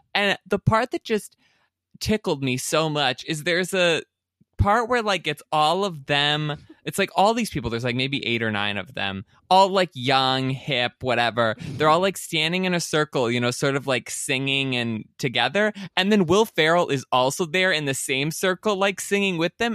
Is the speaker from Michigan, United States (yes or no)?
yes; Elsie, Michigan, United States; I grew up in Elsie, Michigan, which is known for having a lot of cows.